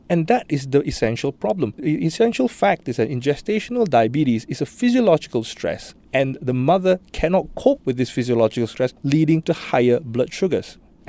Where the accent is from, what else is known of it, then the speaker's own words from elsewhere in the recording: Singapore; I know I was joking about Singaporean being a risk factor, but I think our lifestyles and all that predispose the dev